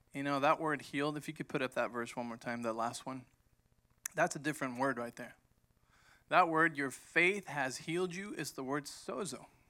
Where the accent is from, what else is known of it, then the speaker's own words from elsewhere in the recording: Mexico; moved away; growing up in Mexico, when my dad started the church